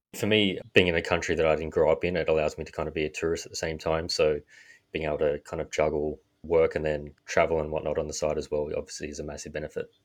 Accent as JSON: {"language": "English", "country": "Australia", "accent": "Australian", "moved": "as an adult", "lives_now": "New York, United States", "said": "As you can tell from my accent, I am Australian."}